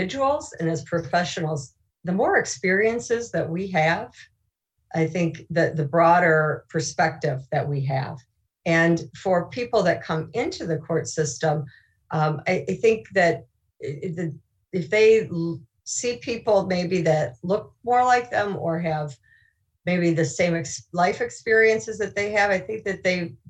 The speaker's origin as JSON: {"language": "English", "region": "Illinois", "country": "United States", "tie": "born or raised there", "said": "It's still my hometown"}